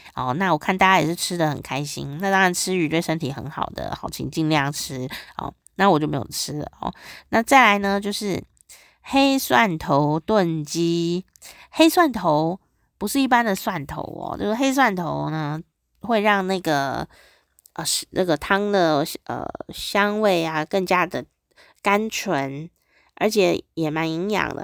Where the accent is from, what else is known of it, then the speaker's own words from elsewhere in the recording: Taiwan; 我们台湾有很多菜